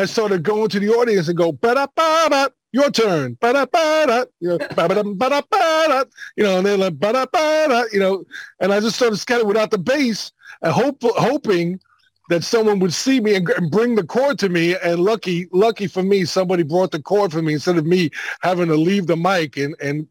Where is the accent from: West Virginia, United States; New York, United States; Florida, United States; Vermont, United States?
New York, United States; New York City; I grew up in Brooklyn in the 60s